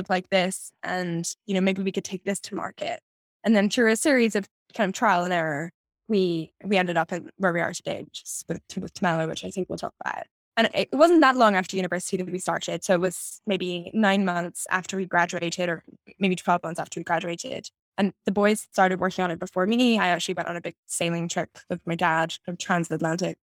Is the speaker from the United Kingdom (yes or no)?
yes; Edinburgh, Scotland, United Kingdom; I grew up in Edinburgh in Scotland.